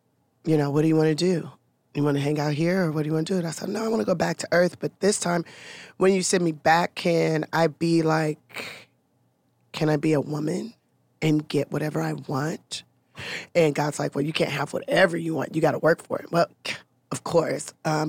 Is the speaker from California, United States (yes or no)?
yes; Los Angeles, California, United States; South Central Los Angeles.